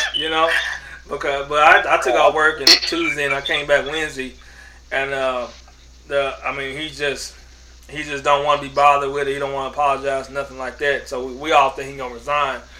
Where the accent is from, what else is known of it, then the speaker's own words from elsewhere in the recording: Oklahoma City, Oklahoma, United States; I grew up in Oklahoma City, and uh, this is Cowboys Nation.